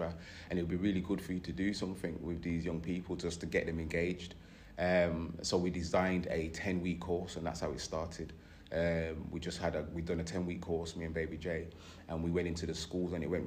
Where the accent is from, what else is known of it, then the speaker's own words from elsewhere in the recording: Birmingham, West Midlands, United Kingdom; now in Derby, United Kingdom; I'm originally from Birmingham. I moved to Derby years ago.